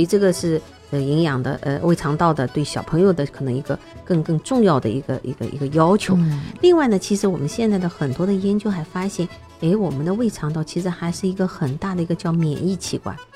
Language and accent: Chinese; China; 因为我们中国人吃的东西实在太多